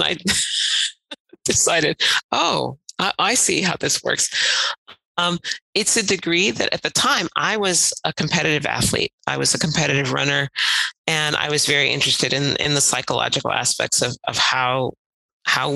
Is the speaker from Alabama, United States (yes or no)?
no; Cleveland, Ohio, United States; moved away as an adult; now in Vienna, Austria; I grew up in Cleveland, Ohio